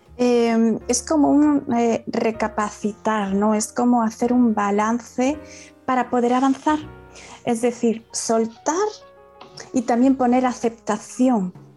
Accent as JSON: {"language": "Spanish", "town": "Málaga", "region": "Andalusia", "country": "Spain", "said": "soy de Málaga, española"}